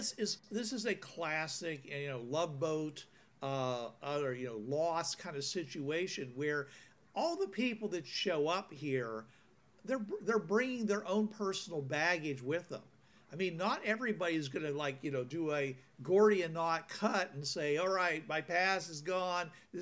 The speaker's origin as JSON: {"language": "English", "town": "Pittsburgh", "region": "Pennsylvania", "country": "United States", "tie": "born or raised there", "said": "Since I grew up in Pittsburgh."}